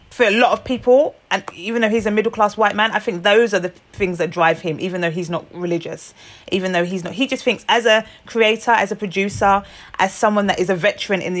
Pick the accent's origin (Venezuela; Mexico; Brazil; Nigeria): Nigeria; I'm Nigerian, just the rich culture, richness of our culture